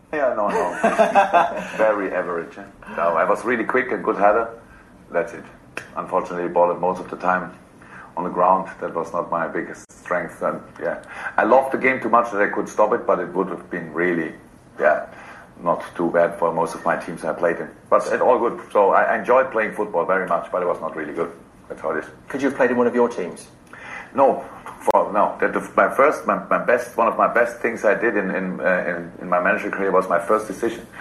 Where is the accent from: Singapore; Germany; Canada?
Germany; Black Forest, Baden-Württemberg; English is a second language; moved away; I came from Black Forest